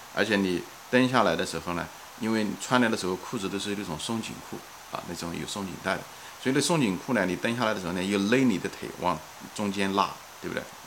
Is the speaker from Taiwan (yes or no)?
no; Ma'anshan, Anhui, China; 我的故乡是在，嗯，安徽省马鞍山市一个郊外的一个山区，一个镇子，叫象山，是一个矿山